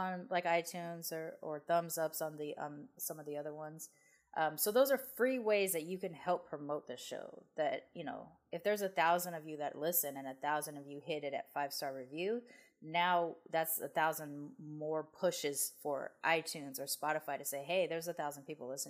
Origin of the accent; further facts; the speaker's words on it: United States; they saw me as an American